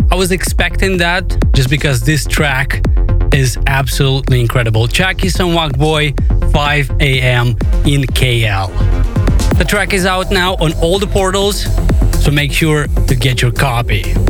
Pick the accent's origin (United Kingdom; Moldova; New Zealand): Moldova; I love seeing producers from my home country of Moldova